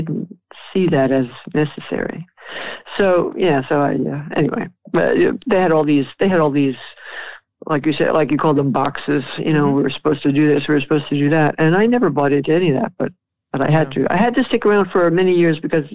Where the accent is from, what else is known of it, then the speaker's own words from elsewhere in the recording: New York City, New York, United States; I grew up in New York after World War II.